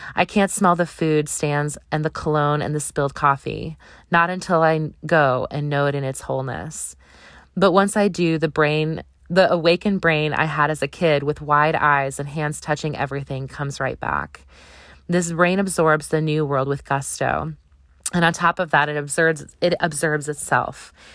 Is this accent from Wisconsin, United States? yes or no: yes; Wisconsin, United States; I grew up in Wisconsin